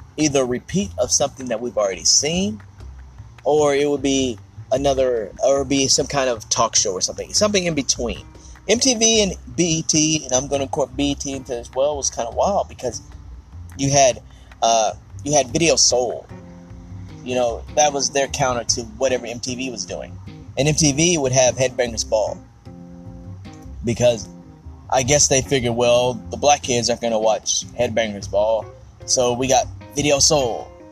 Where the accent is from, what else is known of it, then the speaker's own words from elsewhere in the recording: Ardmore, Oklahoma, United States; my hometown of Ardmore, Oklahoma